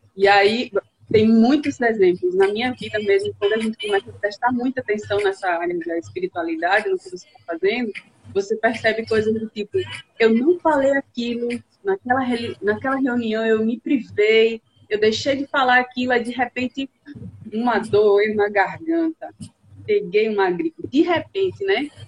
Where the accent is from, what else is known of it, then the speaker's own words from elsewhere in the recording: Coruripe, Alagoas, Brazil; also born or lived in São Miguel dos Campos / São Paulo; morei a maior parte do tempo em Coruripe, já morei em São Paulo também